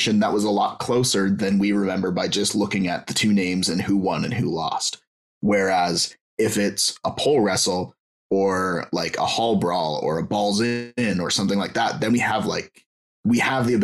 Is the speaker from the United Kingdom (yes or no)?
no; Canada; I'm Canadian